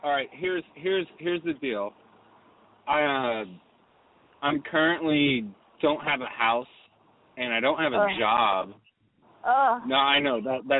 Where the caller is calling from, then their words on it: Los Angeles, California, United States; I'm calling from, I'm basically on Sunset and Hillhurst.